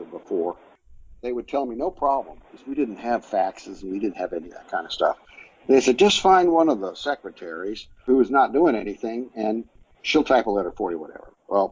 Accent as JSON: {"language": "English", "town": "Orlando", "region": "Florida", "country": "United States", "tie": "born or raised there", "also_born_or_lived": "Sarasota, Florida / Tampa, Florida / St. Petersburg, Florida", "said": "I've spent the rest of my life in Central"}